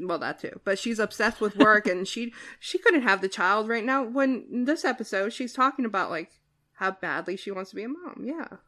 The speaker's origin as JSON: {"language": "English", "region": "New Jersey", "country": "United States", "said": "I'm from New Jersey and I'm from the ki-, the part of New Jersey where you don't leave your doors unlocked"}